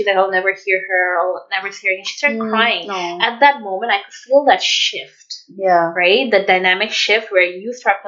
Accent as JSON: {"language": "English", "town": "Dhaka", "region": "Dhaka Division", "country": "Bangladesh", "moved": "yes", "lives_now": "Vancouver, Canada", "said": "if I did not live and if I was not from Dhaka"}